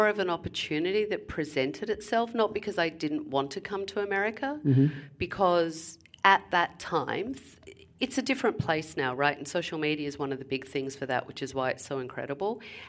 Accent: London, United Kingdom; now in New Jersey, United States; I came from London, from Hampstead Heath to New Jersey. It was a little bit of a culture shock.

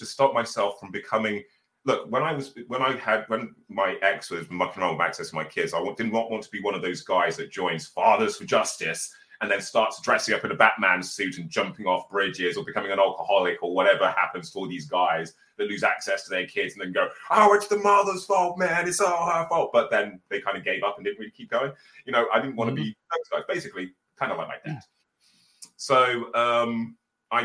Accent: Birmingham, West Midlands, United Kingdom; So I'm actually from a council estate in Birmingham

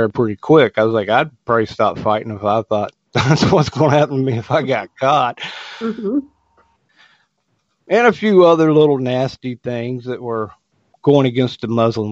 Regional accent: West Virginia, United States; moved away; I had experience with the Democratic Party in my hometown back in West Virginia

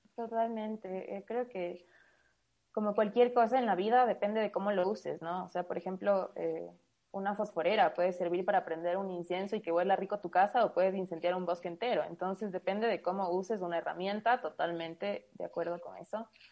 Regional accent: Quito, Pichincha, Ecuador; soy de Quito

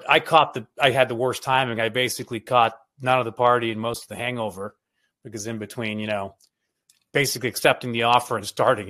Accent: Toronto, Ontario, Canada; moved away as an adult; I grew up in Toronto. My parents were immigrated from East Africa, from Kenya.

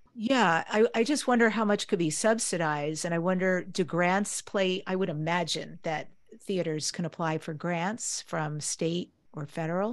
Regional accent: New York, United States; I grew up in New York, one of the things we did was always go into the city, New York City, to see the theater

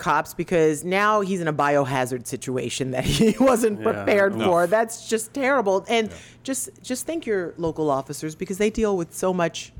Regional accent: South Carolina, United States; now in Florida, United States; South Carolina, my home state, grows more peaches.

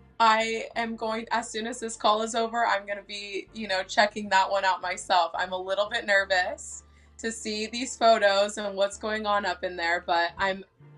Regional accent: Las Vegas, Nevada, United States; now in Northern California, United States; I was raised actually most of my life in Las Vegas.

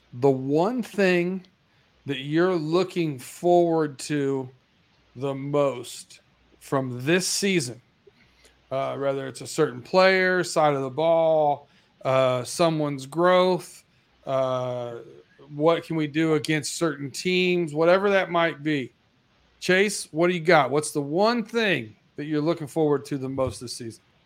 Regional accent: Lima, Ohio, United States; I grew up in Ohio in Lima, Ohio

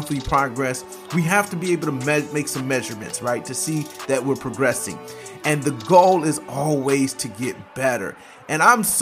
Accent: Michigan, United States; I come from the Midwest up in Michigan where they bake cars

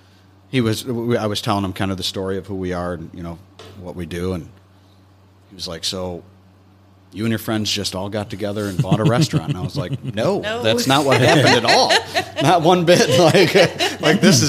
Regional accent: Nedrow, New York, United States; also born or lived in Rochester; we all literally we grew up in Nedro.

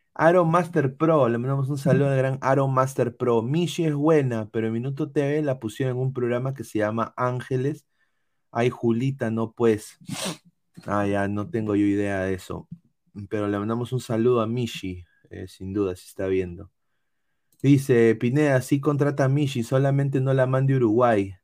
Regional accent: Peru; now in United States; yo nací en Perú.

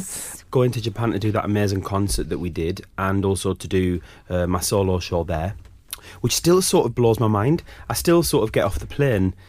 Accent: Sunderland, North East England, United Kingdom; moved away; growing up in Sunderland was also a weird time

